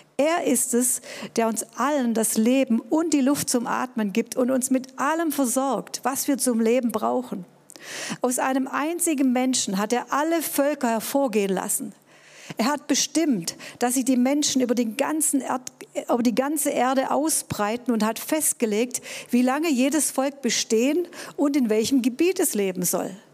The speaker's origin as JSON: {"language": "German", "town": "Tübingen", "region": "Baden-Württemberg", "country": "Germany", "tie": "born or raised there", "said": "ich bin in Tübingen groß geworden, war hier auf einem humanistischen"}